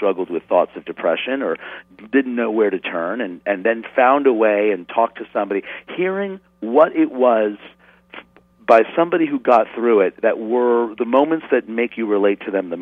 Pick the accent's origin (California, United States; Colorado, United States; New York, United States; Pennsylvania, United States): New York, United States; New York City; I grew up in New York City in the 70s, and then north of the city in the suburbs